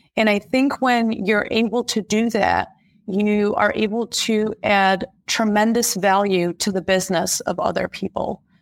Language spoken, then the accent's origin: English; Germany; moved away as an adult; now in United States; I was born and raised in Germany to Middle Eastern or Chaldean parents